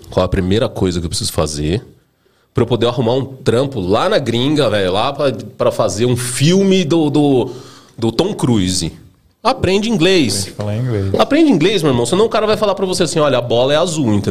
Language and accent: Portuguese; Campinas, São Paulo, Brazil; Na verdade, eu nasci em São Paulo, né? E aí meus pais mudaram para Campinas, sei lá, eu devia ter uns 4 anos de idade, assim, mais ou menos. Então eu acabei crescendo lá em Campinas